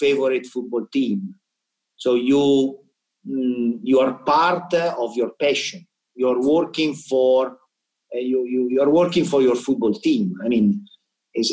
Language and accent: English; Milan, Lombardy, Italy; English is a second language; moved away; I'm from Milan